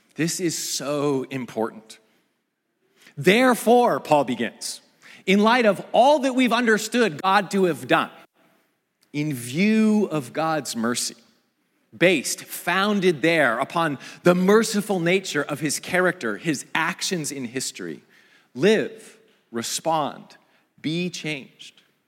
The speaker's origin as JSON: {"language": "English", "region": "Pacific Northwest", "country": "United States", "tie": "born or raised there", "moved": "yes", "said": "I grew up in the Pacific Northwest, in view of the mountains and close to the Pacific"}